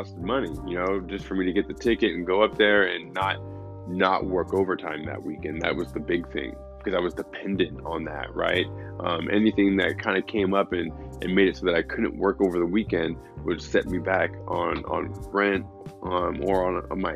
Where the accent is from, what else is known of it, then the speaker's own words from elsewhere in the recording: San Luis Obispo, California, United States; now in Los Angeles, United States; my hometown, San Luis Obispo